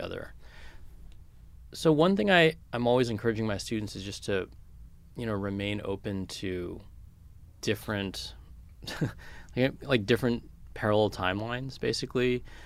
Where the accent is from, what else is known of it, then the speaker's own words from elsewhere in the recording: California, United States; when I was a kid and growing up in California